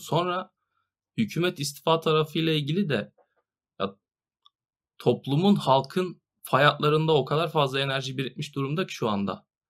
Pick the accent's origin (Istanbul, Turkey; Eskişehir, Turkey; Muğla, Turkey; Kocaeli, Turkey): Muğla, Turkey; Marmaris; Bir Marmarisli olarak Burada son iki yıldır orman yangınlarını yaşıyoruz